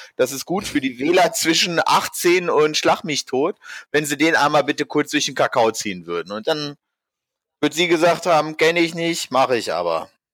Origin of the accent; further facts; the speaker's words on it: Hanover, Lower Saxony, Germany; now in Frankfurt, Germany; eigentlich komme ich aus Hannover